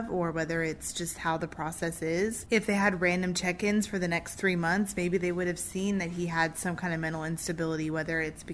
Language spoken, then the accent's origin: English; United States; as American citizens